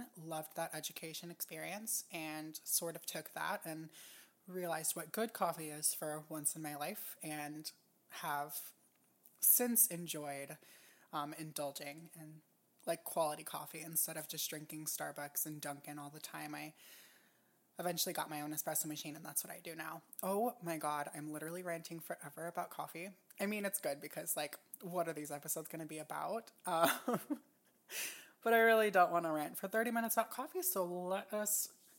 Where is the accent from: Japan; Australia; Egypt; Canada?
Japan; also born or lived in United States; And I grew up in Japan, and Hawaii has like a huge Japanese influence.